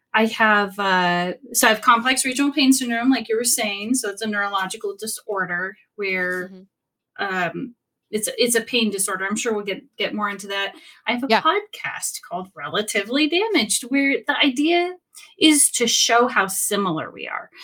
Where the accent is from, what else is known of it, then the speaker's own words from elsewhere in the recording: Sacramento, California, United States; I'm from Sacramento, California